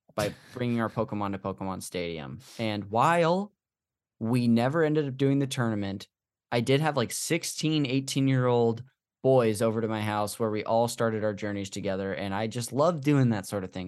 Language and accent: English; Modesto, California, United States; this church we went to growing up in Modesto